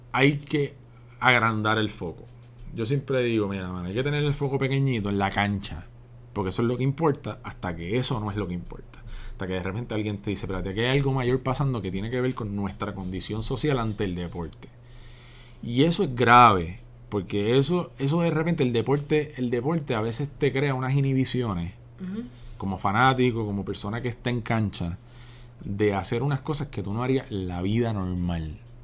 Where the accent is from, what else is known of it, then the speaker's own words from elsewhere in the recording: Puerto Rico; soy un puertorriqueño que se crió en el barrio Pájaro